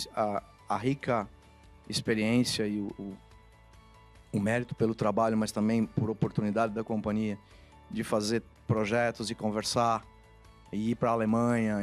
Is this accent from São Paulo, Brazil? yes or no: yes; Rio Claro, São Paulo, Brazil; moved away as an adult; now in Campinas, Brazil; vim de Rio Claro, uma cidade aqui no interior de São Paulo. E minha vida na infância ela foi muito misturada entre a cidade onde meus pais estavam e onde eu fui crescendo